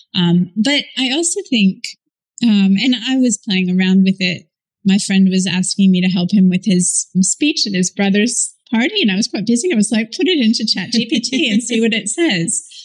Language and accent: English; United States; moved away as an adult; now in Australia; i'm an american who's moved here i met and married an australian and i moved here really quickly for love